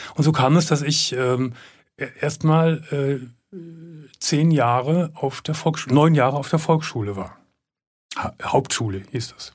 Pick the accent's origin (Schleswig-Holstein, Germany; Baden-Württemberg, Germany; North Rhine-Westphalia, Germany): North Rhine-Westphalia, Germany; Gummersbach; ich komme aus Gummersbach und ich komme aus der Unterschicht